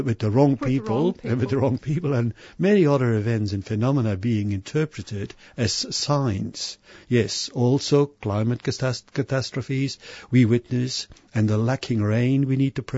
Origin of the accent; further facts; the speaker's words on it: Belgium; growing up Catholic in Belgium, my home country